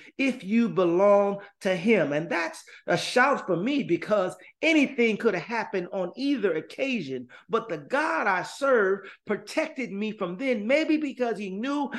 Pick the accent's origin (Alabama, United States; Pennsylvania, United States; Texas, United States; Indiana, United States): Indiana, United States; Gary; now in San Jose, United States; I'm from Gary, Indiana, born and raised.